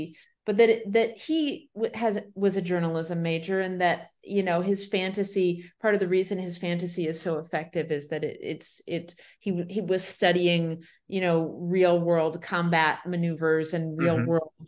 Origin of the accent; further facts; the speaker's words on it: Sarasota, Florida, United States; I was born in Sarasota, Florida, and spent the first few years of my life near there in South Florida.